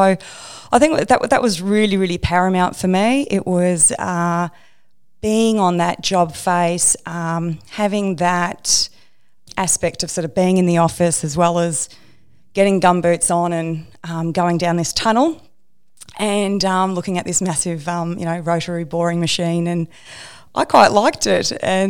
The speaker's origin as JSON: {"language": "English", "town": "Melbourne", "region": "Victoria", "country": "Australia", "tie": "born or raised there", "said": "I grew up in Melbourne, so I went to RMIT in Melbourne and did a civil engineering degree."}